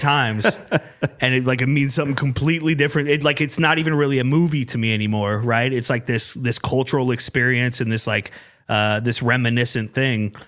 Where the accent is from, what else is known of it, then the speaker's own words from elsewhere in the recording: Urbandale, Iowa, United States; I grew up in Urbandale